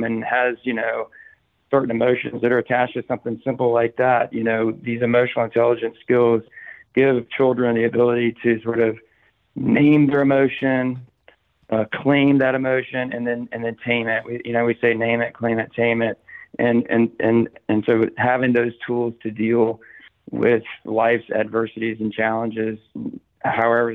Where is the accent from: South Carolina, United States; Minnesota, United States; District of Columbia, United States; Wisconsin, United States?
South Carolina, United States; moved away as an adult; now in Tampa, United States; I'm originally from South Carolina and had some experience growing up and in college.